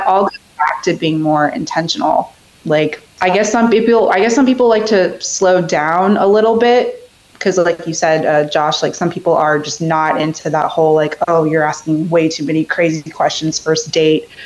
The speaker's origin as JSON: {"language": "English", "town": "Reston", "region": "Virginia", "country": "United States", "said": "I'm from Northern Virginia, specifically in Reston"}